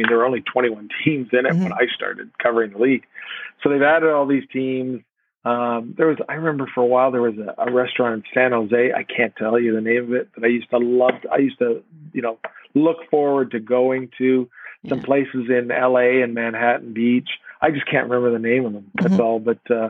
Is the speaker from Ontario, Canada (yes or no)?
yes; Hamilton, Ontario, Canada; I grew up in Hamilton.